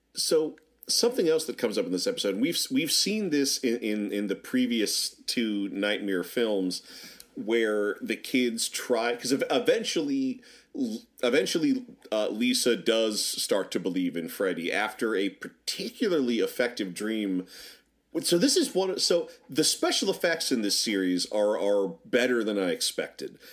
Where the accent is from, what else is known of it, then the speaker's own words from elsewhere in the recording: Norfolk, Virginia, United States; growing up in Norfolk, Virginia